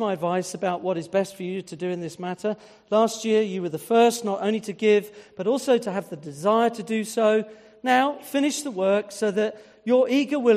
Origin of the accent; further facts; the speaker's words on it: United Kingdom; being British